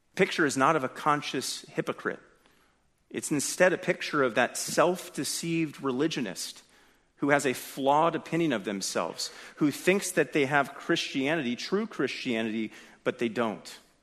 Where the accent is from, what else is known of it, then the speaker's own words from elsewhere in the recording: California, United States; I'm from California